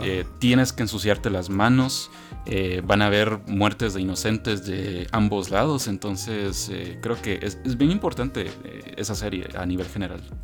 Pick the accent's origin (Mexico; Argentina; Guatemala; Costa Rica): Guatemala; yo soy de Guatemala